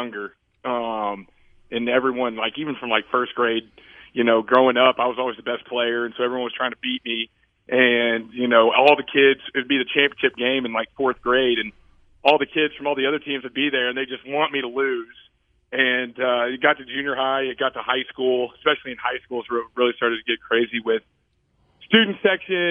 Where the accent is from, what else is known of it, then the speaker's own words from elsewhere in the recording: Dallas, Texas, United States; moved away; I'm from Dallas